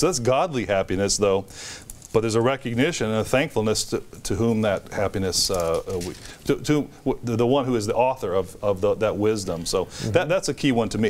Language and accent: English; United States; as an American